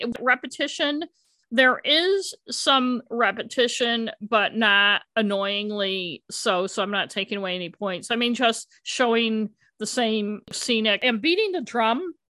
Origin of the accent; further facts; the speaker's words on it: Augusta, Maine, United States; growing up in Augusta